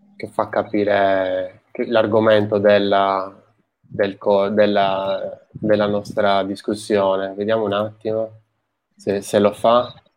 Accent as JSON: {"language": "Italian", "region": "Sardinia", "country": "Italy", "moved": "yes", "lives_now": "Tuscany, Italy", "said": "io sono di origini, cioè origini, sono sardo"}